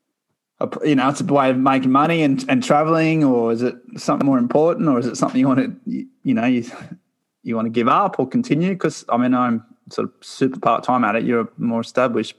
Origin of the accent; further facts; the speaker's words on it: Australia; I grew up in Australia.